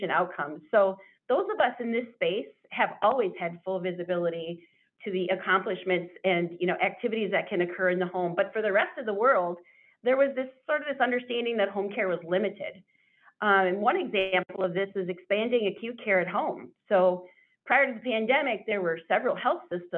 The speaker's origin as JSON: {"language": "English", "region": "Iowa", "country": "United States", "tie": "born or raised there", "moved": "yes", "lives_now": "Wisconsin, United States", "said": "I grew up in Iowa"}